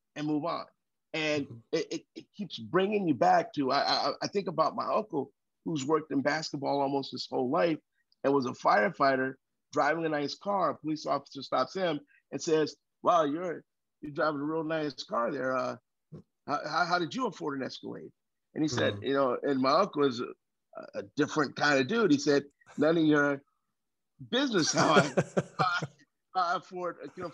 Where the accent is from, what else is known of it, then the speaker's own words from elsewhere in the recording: Chicago, Illinois, United States; these are some of the rules that we grew up with in Chicago